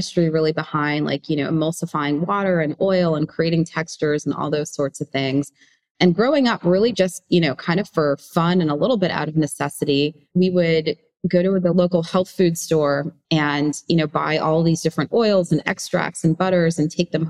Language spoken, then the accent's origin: English; New York, United States; growing up in New York